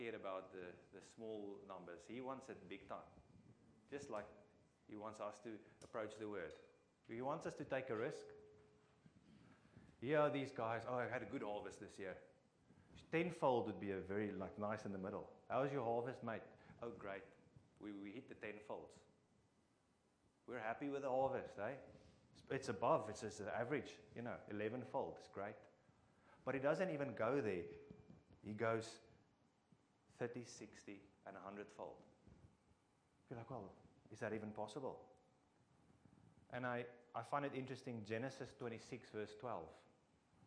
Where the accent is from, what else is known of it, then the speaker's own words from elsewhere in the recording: Free State, South Africa; English is a second language; I'm from the Free State